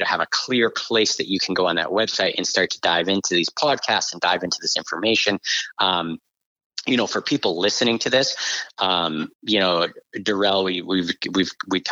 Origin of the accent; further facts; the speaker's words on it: just outside of Boston, Massachusetts, United States; I grew up just outside of Boston